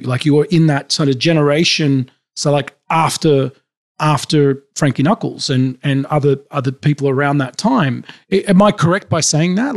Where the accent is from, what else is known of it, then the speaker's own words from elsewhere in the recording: Sydney, New South Wales, Australia; I grew up in Sydney, Australia.